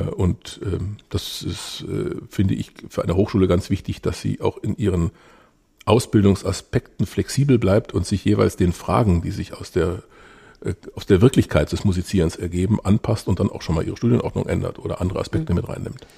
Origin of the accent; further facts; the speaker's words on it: Ravensburg, Baden-Württemberg, Germany; bin in Ravensburg aufgewachsen